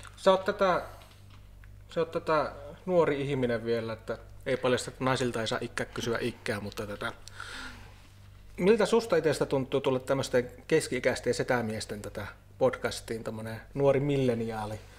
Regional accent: Haapajärvi, North Ostrobothnia, Finland; se niin yhtä paljon määrittää mua se haapajärvisyys kuin joku suomalaisuus

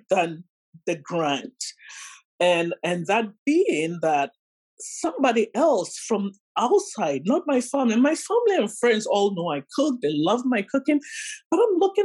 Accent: Ghana; now in Windsor, Canada; I'm originally from Ghana, so I'm a Ghanaian immigrant in Windsor, 31 years this year

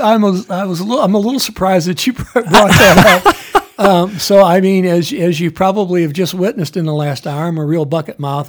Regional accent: United States; as an American

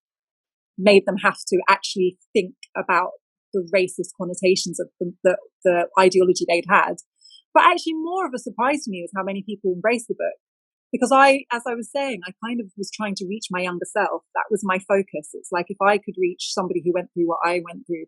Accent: United Kingdom; describe myself as British

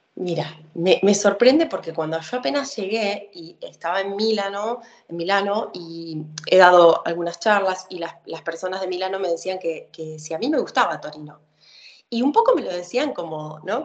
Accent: Argentina; soy una argentina que te va a decir que se crió con el asado

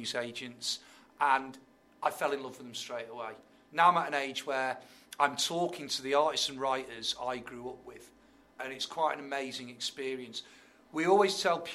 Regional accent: Tipton, West Midlands, United Kingdom; I'm from Tipton.

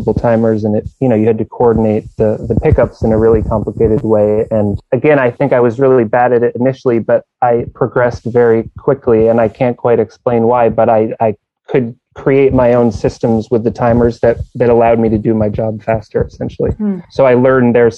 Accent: New England, United States; I grew up in New England

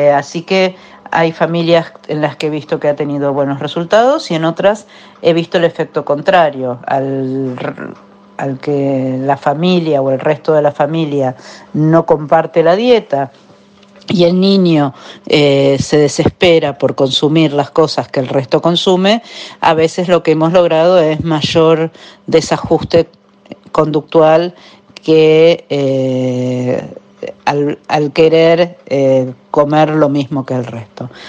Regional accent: Argentina; mi país y en mi ciudad

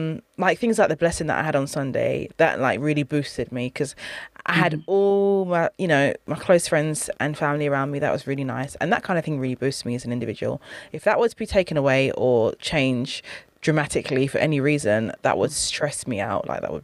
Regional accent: United Kingdom; I'm from a Caribbean background. I'm British, though, British born.

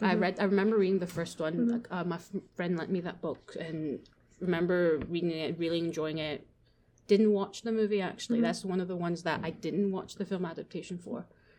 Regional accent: Japan; born there; So I was born in Japan, and I grew up watching the Ghibli movies.

